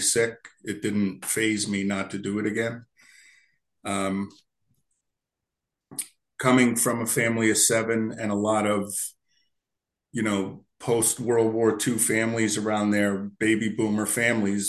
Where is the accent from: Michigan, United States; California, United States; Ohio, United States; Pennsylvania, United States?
Pennsylvania, United States; Berwick; also born or lived in Lancaster, Pennsylvania; I grew up in Berwick, Pennsylvania, a little s steel town